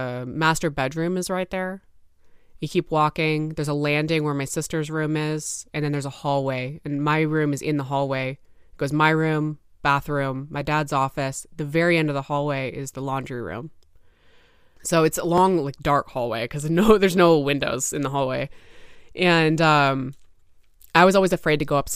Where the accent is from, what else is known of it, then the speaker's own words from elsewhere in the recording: Newbury Park, California, United States; I'm from Newbury Park, California.